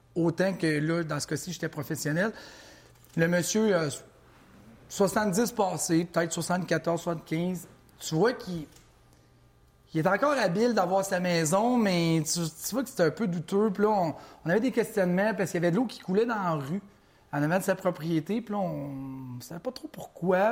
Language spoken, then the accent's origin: French; Mauricie, Quebec, Canada; je viens de la Mauricie comme toi